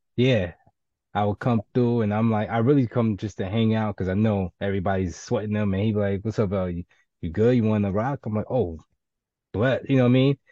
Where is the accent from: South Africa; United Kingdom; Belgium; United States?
United States; New York City, New York; I'm from the Bronx and from the hood